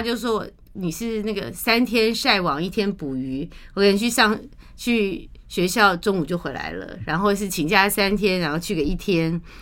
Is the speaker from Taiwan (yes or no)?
yes; Taiwan; 我们虽然出生在台湾，长在台湾，然后都是为台湾在做事服务